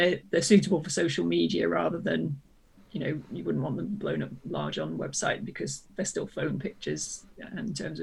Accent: United Kingdom; being British

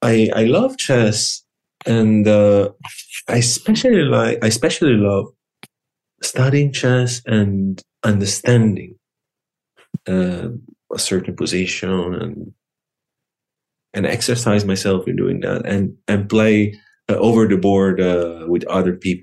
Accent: Lucca, Tuscany, Italy; in my region, in Tuscany. I'm from Lucca

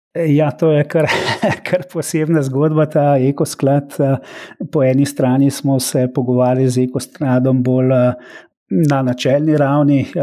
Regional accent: Slovenia; Slovenci smo

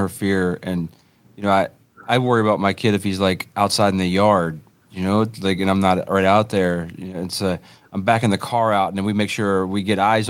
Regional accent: Greensboro, North Carolina, United States; I grew up in Greensboro, North Carolina

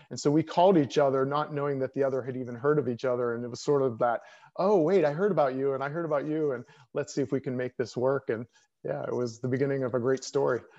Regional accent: Pennsylvania, United States; moved away as an adult; also born or lived in New York / Colorado Springs; I came back to my home state of Pennsylvania

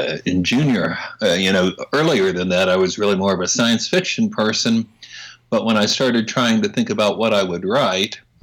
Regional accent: Oklahoma, United States; I'm from Oklahoma. I grew up there

